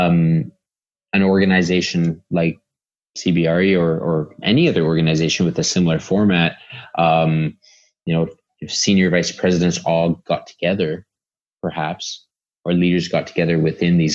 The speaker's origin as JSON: {"language": "English", "country": "Canada", "said": "we're all Canadian"}